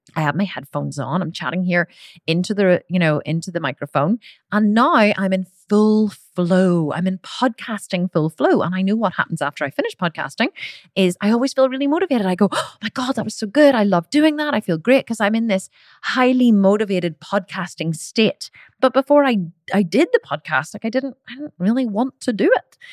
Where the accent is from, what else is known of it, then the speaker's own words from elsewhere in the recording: Ireland; I'm Irish